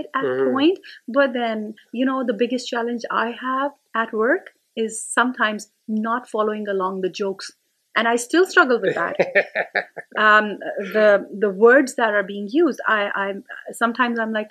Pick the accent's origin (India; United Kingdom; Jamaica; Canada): India; moved away; I'm still an Indian parent.